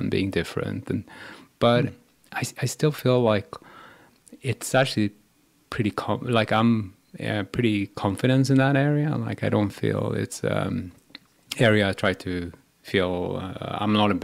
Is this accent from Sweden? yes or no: yes; Sweden; also born or lived in Iran; So I was adopted from Iran. So when I was 2 years old, I went to Sweden. And then I grew up with Swedish people